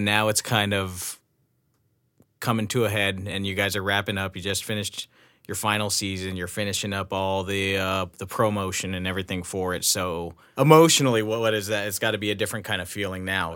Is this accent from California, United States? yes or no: yes; Los Angeles, California, United States; I grew up here. I grew up, you know, in L A or just outside of L A.